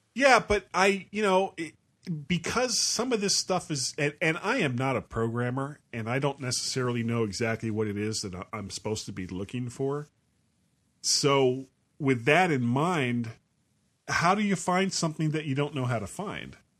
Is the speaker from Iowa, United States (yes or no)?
no; Florida, United States; I am a blonde from Florida.